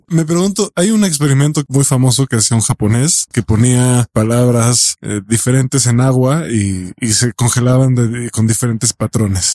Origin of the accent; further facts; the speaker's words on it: Mexico; Yo soy mexicano